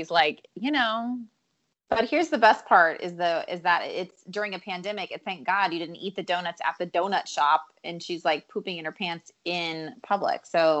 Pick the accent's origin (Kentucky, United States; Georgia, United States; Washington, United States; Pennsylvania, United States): Pennsylvania, United States; I'm from Pennsylvania, but River's from Asheville.